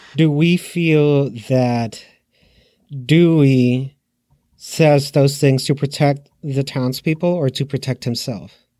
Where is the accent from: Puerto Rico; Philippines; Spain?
Puerto Rico; I'm from Puerto Rico.